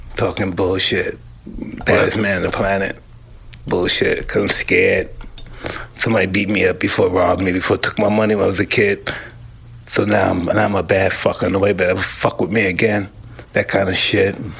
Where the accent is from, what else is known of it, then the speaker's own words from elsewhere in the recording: New York City, New York, United States; moved away; I came from Brownsville.